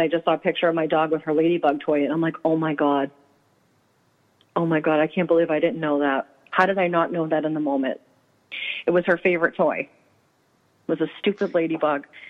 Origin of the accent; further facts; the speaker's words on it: Medford, Massachusetts, United States; I grew up in Medford